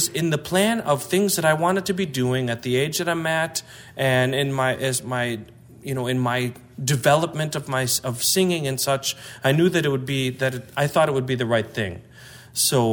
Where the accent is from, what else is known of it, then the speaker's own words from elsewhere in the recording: Chicago, Illinois, United States; I grew up in the Chicago area